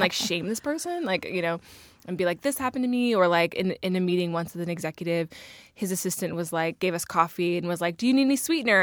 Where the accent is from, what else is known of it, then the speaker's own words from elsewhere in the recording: Northern Virginia, United States; I'm from Virginia, as we all are.